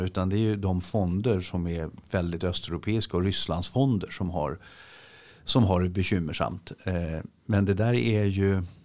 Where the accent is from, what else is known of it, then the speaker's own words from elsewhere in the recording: Sweden; vi svenskar